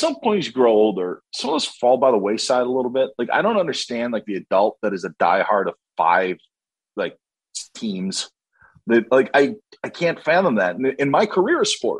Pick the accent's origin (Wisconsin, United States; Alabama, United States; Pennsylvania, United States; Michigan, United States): Wisconsin, United States; Merrill; went to high school near my hometown of Merrill